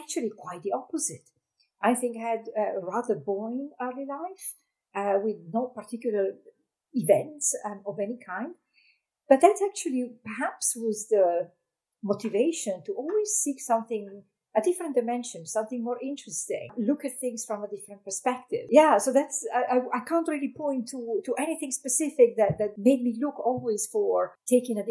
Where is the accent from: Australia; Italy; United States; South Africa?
Italy; moved away as an adult; I remember as a child, I was born in Italy, so I was looking at the mountains out of my window